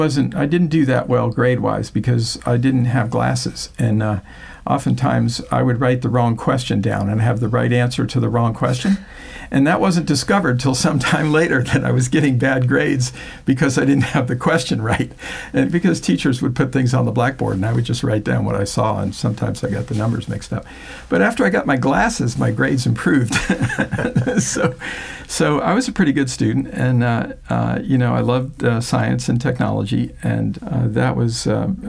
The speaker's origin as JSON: {"language": "English", "region": "Florida", "country": "United States", "tie": "born or raised there", "also_born_or_lived": "Newark, New Jersey"}